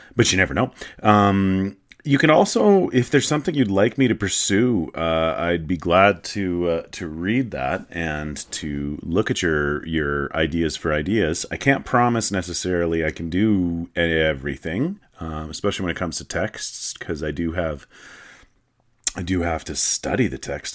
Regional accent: Canada; I'm Canadian. I'm proudly Canadian.

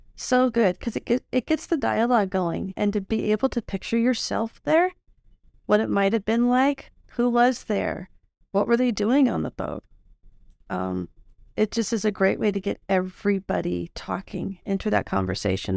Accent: Illinois, United States; moved away; I grew up in Illinois, and we have tornadoes there

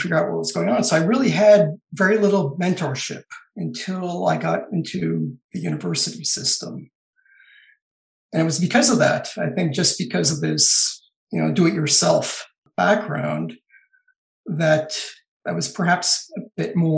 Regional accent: Los Angeles, California, United States; I grew up in Southern California in the suburbs of Los Angeles and San Fernando Valley

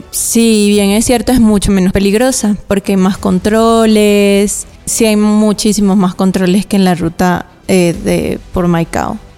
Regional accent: Valera, Trujillo, Venezuela; moved away as an adult; Entonces, desde Valera, de donde yo soy

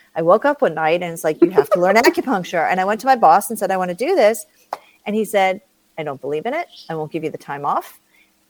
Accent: Long Island, New York, United States; moved away; also born or lived in Colorado; I grew up on Long Island in New York.

